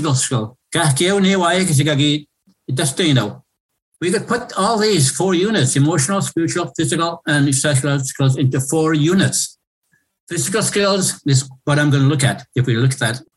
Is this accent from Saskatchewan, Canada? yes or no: yes; Lac La Ronge Indian Band, northern Saskatchewan, Canada; moved away as an adult; now in Regina, Canada; from Lac La Ronge Indian Band in northern Saskatchewan. In my area, we speak the TH dialect of Cree.